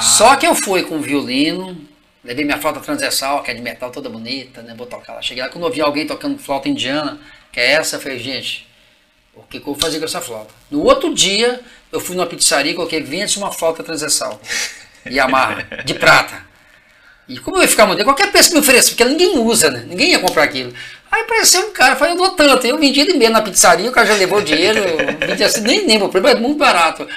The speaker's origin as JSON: {"language": "Portuguese", "town": "Marliéria", "region": "Minas Gerais", "country": "Brazil", "tie": "born or raised there", "said": "eu venho do interior de Minas, né? A cidade chama Marliéria, né? Meus pais viviam em fazendas"}